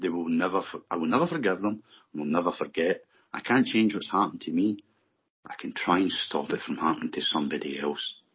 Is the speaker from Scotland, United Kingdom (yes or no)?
yes; Glasgow, Scotland, United Kingdom; I was born and brought up in the East End of Glasgow, in the middle of the, the famous barras